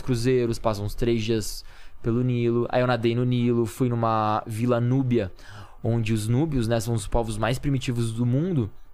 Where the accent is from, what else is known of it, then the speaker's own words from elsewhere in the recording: Campinas, São Paulo, Brazil; Campinas, que é a minha cidade, de onde eu sou